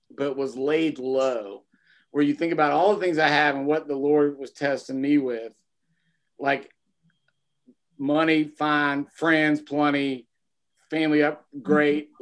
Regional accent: United States; I was born in America in in mm-hmm. twenty uh, in nineteen seventy six

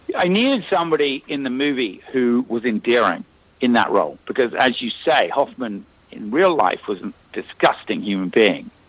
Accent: Northern Ireland, United Kingdom; moved away; because we're both from Northern Ireland

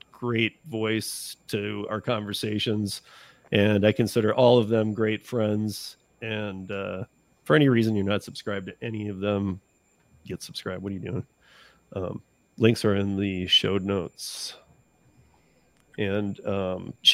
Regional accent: Lansing, Michigan, United States; my hometown, Lansing, Michigan

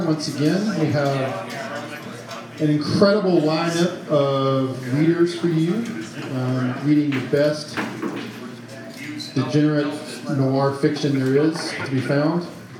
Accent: Arkansas, United States; moved away; So I'm originally from Arkansas.

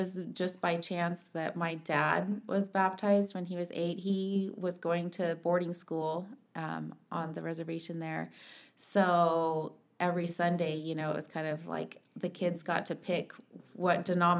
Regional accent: Mesa, Arizona, United States; also born or lived in Page, Arizona / Kayenta, Arizona / Provo, Utah; we lived on the Navajo Nation until I was about five, and that was when we moved to Mesa. And grew up in Mesa, did Emerson, Carson, Westwood

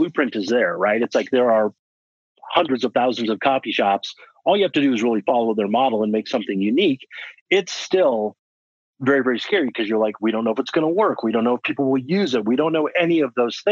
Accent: Colorado, United States; moved away as an adult; also born or lived in Washington; So I was actually born and raised in Colorado.

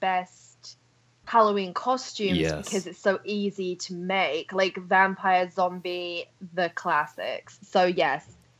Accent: United Kingdom; And I'm also British, but most people think I'm Australian or sometimes from New Zealand.

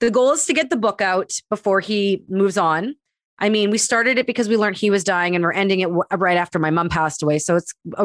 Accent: Winnipeg, Manitoba, Canada; I grew up in the Jewish community of Winnipeg

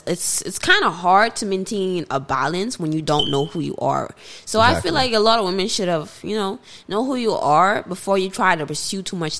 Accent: Bahamas; moved away; I grew up in the Bahamas

